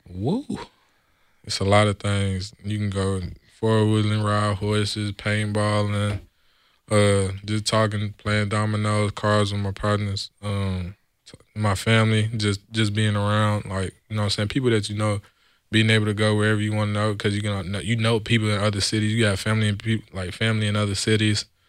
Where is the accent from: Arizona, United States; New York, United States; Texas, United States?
Texas, United States; San Antonio; moved away as an adult; now in California, United States; I was born and raised in San Antonio, Texas.